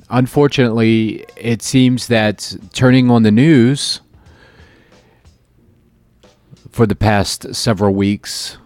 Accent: Florida, United States; moved away as an adult; now in Chicago, United States; I'm from Florida

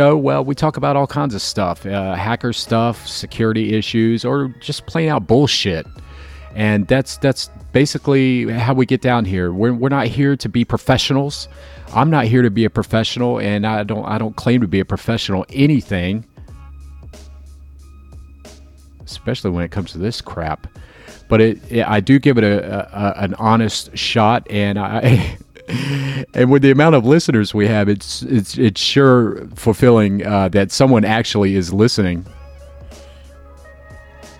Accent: Jacksonville, Florida, United States; also born or lived in Chicago; I'm on the top of the Independent Life Building. It's that weird-looking building in the center of downtown Jacksonville.

